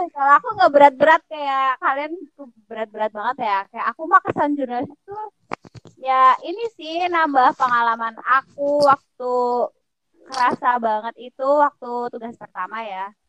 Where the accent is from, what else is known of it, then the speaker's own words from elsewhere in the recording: Purbalingga, Central Java, Indonesia; asalnya sama kayak daerah aku kan, Purbalingga